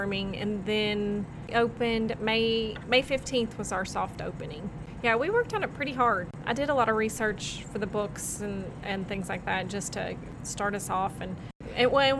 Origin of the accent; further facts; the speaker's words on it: Bloomfield, Kentucky, United States; also born or lived in Bardstown, Kentucky; I grew up in Bloomfield, which is a 15-minute drive from here. So I've been around Bardstown all my life.